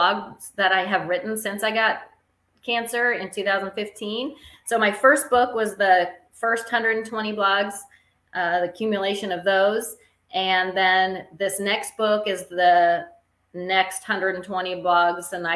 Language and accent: English; West Coast, United States; now in Springfield, United States; I'm from the West Coast originally, and now I live in Springfield, Illinois